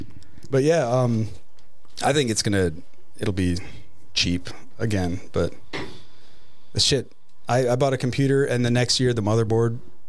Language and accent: English; New York, United States; I was born in New York.